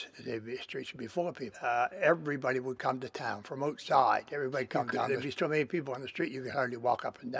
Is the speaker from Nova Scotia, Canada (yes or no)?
yes; Parrsboro, Nova Scotia, Canada